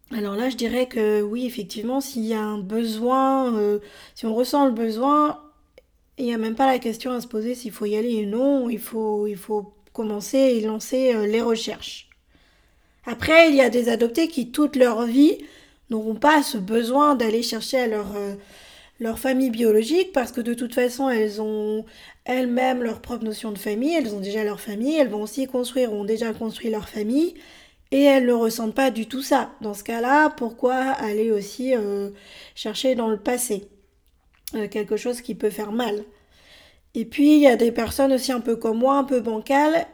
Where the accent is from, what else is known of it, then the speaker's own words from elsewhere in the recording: France; also born or lived in Bolivia; j'ai été adoptée par un couple de Français en décembre 82. J'avais 13 mois et c'est à ce moment-là que je suis arrivée en France.